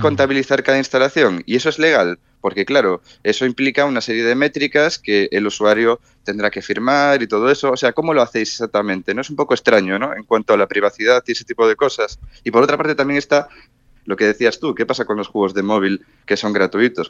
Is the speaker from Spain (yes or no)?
yes; Spain; allí creo que soy el único español, el primer español de hecho